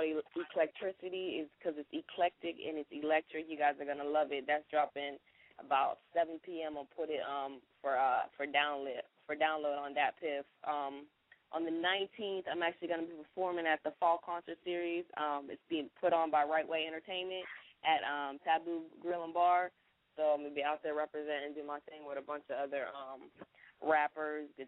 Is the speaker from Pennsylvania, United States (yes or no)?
yes; Pittsburgh, Pennsylvania, United States; also born or lived in Duval County, Florida; now in Jacksonville, United States; I'm originally from Pittsburgh, PA, but I represent that Duval County all day.